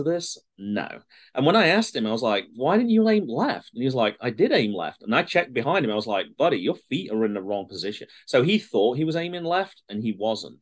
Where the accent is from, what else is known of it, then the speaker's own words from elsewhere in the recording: United Kingdom; moved away as an adult; now in United States; I'm British.